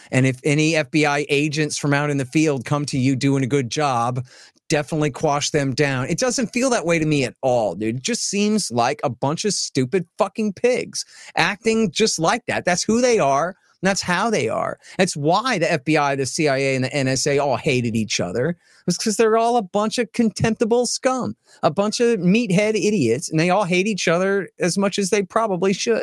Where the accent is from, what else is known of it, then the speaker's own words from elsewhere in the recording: Austin, Texas, United States; I'm from Austin, Texas